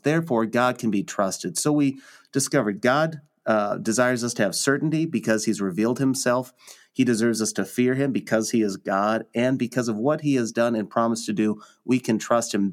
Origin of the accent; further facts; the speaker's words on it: Lincoln, Nebraska, United States; born and raised in Lincoln, Nebraska